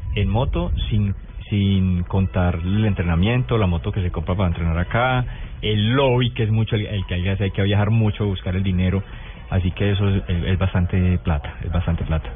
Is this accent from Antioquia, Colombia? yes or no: no; Toro, Valle del Cauca, Colombia; also born or lived in La Victoria, Valle del Cauca; now in Pereira, Colombia; Yo soy nacido en la Victoria Valle, criado en Toro Valle, pero hace 20 años eh, vivo en Pereira